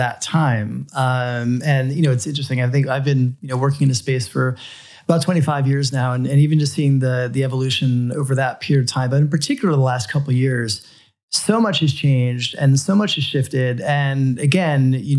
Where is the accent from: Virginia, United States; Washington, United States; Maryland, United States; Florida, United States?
Florida, United States; South; as a boy growing up in South Florida